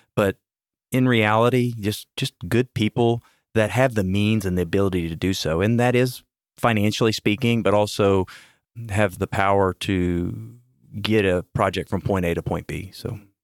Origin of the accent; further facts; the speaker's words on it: Houston, Texas, United States; I'm born and raised in Houston